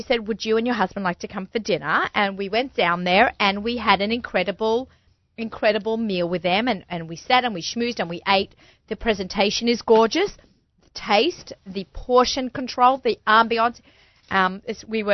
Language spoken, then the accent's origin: English; Australia; accent: Australian; now in New York, United States; My Australian accent